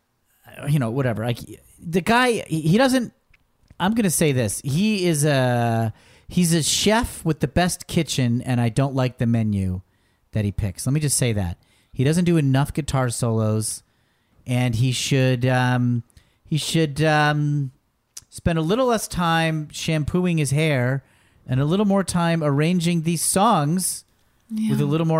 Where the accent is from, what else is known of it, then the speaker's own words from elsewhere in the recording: Dayton, Ohio, United States; I grew up in Dayton, Ohio.